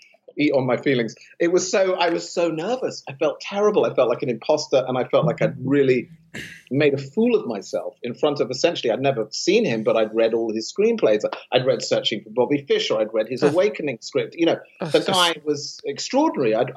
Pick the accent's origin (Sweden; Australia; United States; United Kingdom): United Kingdom; London; moved away as an adult; I come from London.